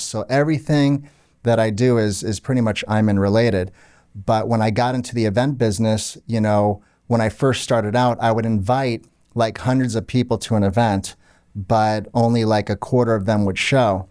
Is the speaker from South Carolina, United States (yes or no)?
no; Orlando, Florida, United States; also born or lived in Canada; I grew up in Orlando, Florida. My parents were Lebanese, as you know. Um, I was born in Canada, but lived in Orlando pretty much my whole life.